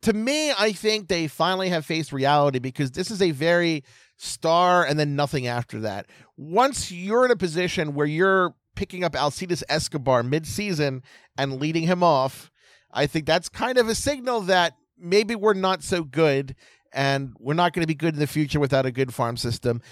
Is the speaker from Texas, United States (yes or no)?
no; Baltimore, Maryland, United States; my hometown team, the Baltimore Orioles